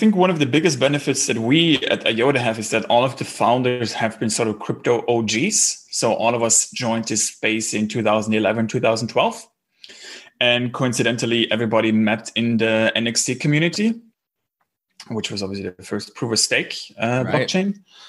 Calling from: Berlin, Germany; English is a second language; Yeah, I'm actually calling in from Berlin. So it's about 7 p.m. here.

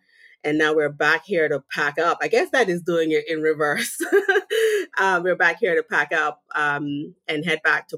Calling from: Massachusetts, United States; Right now I'm sitting south of Boston in Massachusetts.

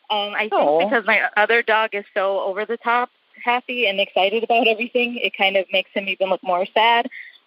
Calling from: Chicago, Illinois, United States; I'm calling from Chicago, and I was calling to ask you about my dog that I adopted.

